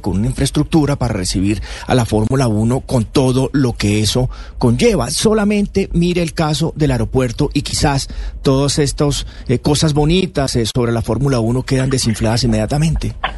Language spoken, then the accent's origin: Spanish; Barranquilla, Atlántico, Colombia; moved away; soy de Barranquilla